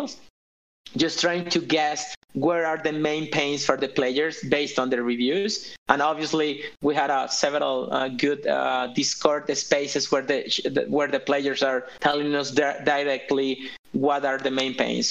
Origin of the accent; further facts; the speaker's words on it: Colombia; because I'm from Colombia